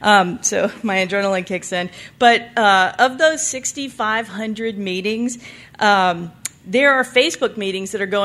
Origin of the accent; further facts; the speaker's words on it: the South, United States; now in Nevada, United States; I was from the South, and they take their religion real seriously down there